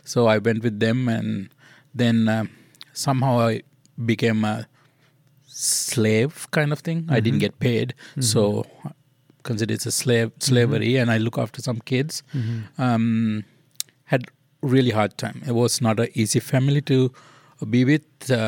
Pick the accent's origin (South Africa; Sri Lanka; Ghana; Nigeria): Sri Lanka; Kandy, Central Province; We're from Kandy. Kandy is mainly the Buddhist city.